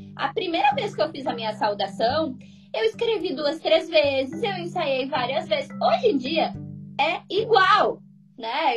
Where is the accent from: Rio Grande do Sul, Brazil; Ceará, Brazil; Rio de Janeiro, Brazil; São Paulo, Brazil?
Rio Grande do Sul, Brazil; coast of; Eu sou do litoral do Rio Grande do Sul